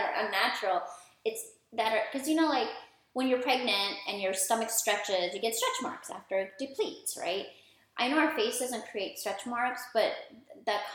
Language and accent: English; United States; also born or lived in India; raised here. I've been here my whole life. I was born in India